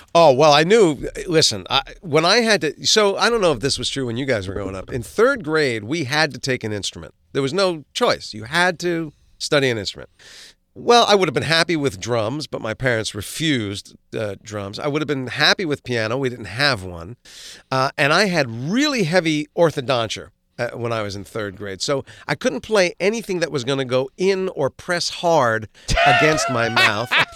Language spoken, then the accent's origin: English; Livingston, New Jersey, United States; also born or lived in Maplewood, New Jersey; we moved from Maplewood, New Jersey to Livingston, New Jersey